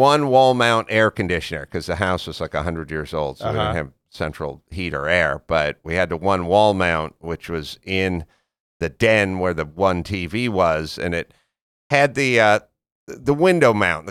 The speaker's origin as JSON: {"language": "English", "town": "North Hollywood", "region": "California", "country": "United States", "tie": "born or raised there", "said": "I grew up in North Hollywood, California, which is just basically, you know, suburb of Los Angeles, San Fernando Valley. Grew up sort of poor, essentially."}